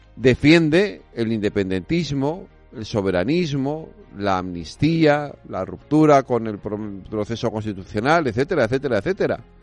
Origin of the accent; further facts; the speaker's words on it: Galicia, Spain; yo soy gallego